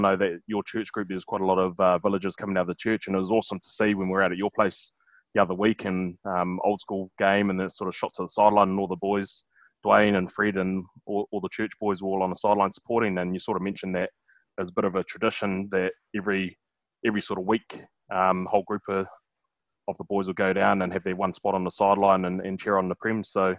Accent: Whanganui, Manawatū-Whanganui, New Zealand; obviously growing up in Whanganui

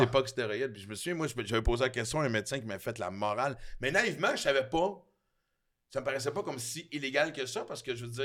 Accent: Quebec City, Quebec, Canada; quand j'étais petit, j'habitais à Québec à un moment donné, puis à Sainte-Foy, Sainte-Ursule pour être précis

